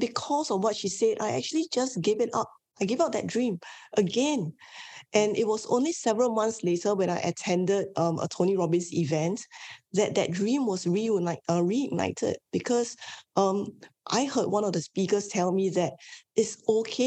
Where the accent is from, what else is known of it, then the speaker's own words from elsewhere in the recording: Singapore; I am born and bred in Singapore. I'm Asian Chinese